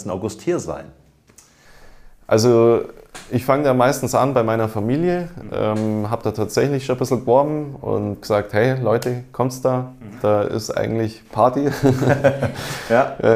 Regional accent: Esslingen, Baden-Württemberg, Germany; wie in meinem Heimatort in Esslingen auch.

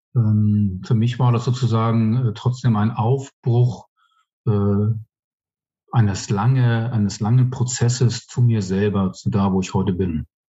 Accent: Hamburg, Germany; moved away as an adult; also born or lived in Bermuda; now in Chemnitz, Germany; kommen ursprünglich aus Hamburg, bin irgendwann mal auf den Bermuda-Inseln geboren, aber im sehr zarten Alter von eins dann nach Hamburg gekommen. Ähm, habe dort die Großteil meines Lebens verbracht bis 48.

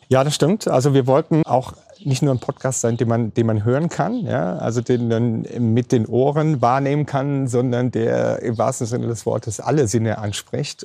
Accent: Rhineland-Palatinate, Germany; hier bei uns in der Pfalz

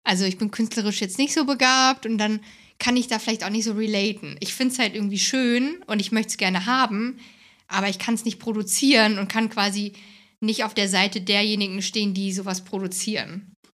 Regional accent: Hesse, Germany; moved away; Ich komme aus Hessen, aus, also ich bin in Hessen im Dorf groß geworden

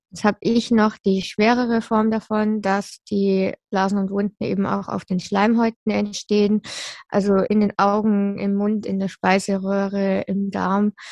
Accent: Würzburg, Bavaria, Germany; born there; Ja, also ich bin in Würzburg geboren. Meine Eltern haben damals noch in Würzburg gelebt.

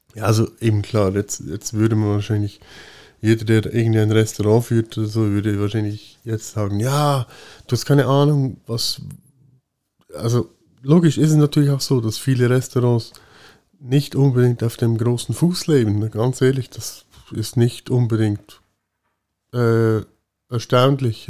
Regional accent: Switzerland; bei uns in der Schweiz

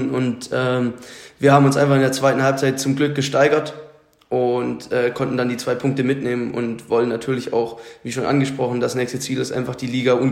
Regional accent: Lichtenstein, Baden-Württemberg, Germany; now in Berlin, Germany; ähm, genau, also ich bin zugezogen äh, nach Berlin ähm, und komme ursprünglich aus dem Schwabenland.

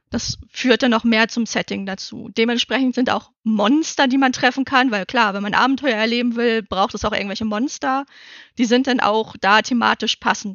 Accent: Northern Germany, Germany; Ich als Norddeutsche

